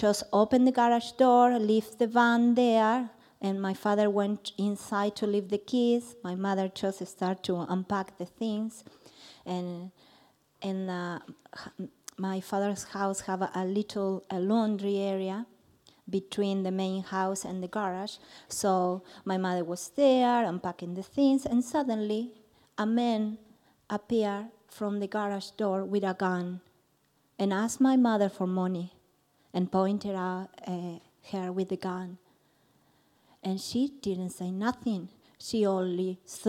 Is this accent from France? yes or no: no; Argentina; moved away; I'm from Argentina.